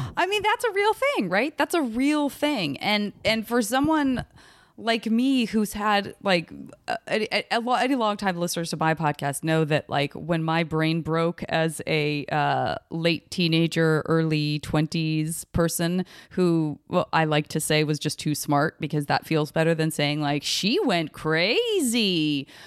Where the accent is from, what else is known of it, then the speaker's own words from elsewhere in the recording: Arizona, United States; I'm from Arizona